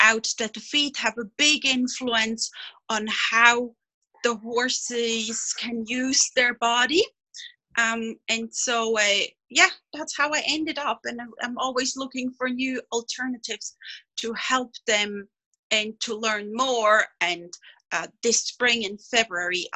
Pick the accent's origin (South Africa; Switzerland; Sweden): Switzerland; I'm a veterinarian from Switzerland